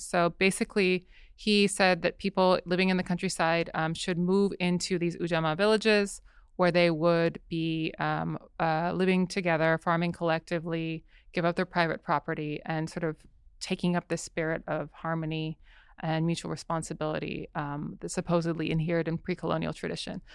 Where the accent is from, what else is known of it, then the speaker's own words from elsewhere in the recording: Southern California, United States; I grew up in Southern California